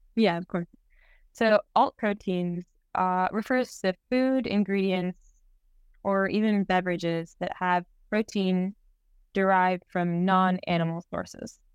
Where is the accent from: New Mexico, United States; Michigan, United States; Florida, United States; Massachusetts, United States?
Florida, United States; Miami; moved away; We grew up together in Miami